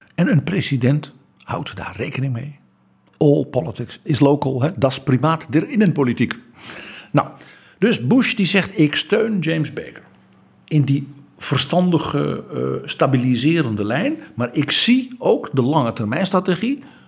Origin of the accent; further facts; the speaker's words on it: Netherlands; Wij West-Europeanen, wij Hollanders